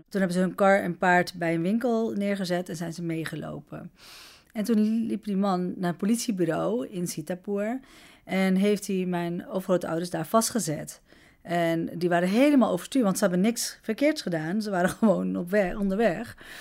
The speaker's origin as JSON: {"language": "Dutch", "country": "Netherlands", "tie": "born or raised there", "also_born_or_lived": "Amsterdam", "said": "ik woon 41 jaar hier, ben hier oh, geboren"}